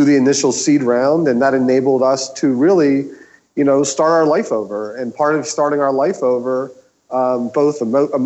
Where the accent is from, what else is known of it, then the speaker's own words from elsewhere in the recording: Philadelphia, Pennsylvania, United States; moved away as an adult; now in Los Angeles, United States; I'm originally from Philadelphia. I moved to Los Angeles about 5 years ago.